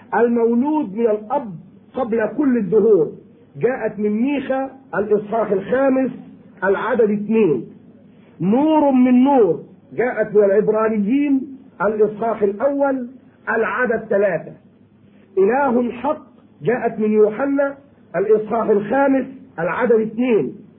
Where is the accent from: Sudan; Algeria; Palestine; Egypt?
Egypt; عندنا في مصر